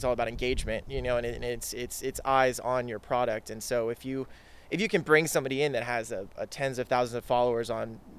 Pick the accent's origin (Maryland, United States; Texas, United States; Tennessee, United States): Texas, United States; Dallas; now in California, United States; I'm originally from Dallas, Texas